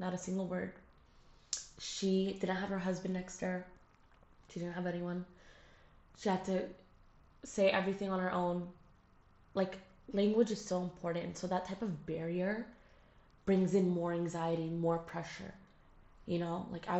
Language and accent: English; United States; I don't have the same like accent as they do. And I'm sorry, I don't. I was born in the States. I don't like, and I lived there for a while, so obviously my accent's going to be awful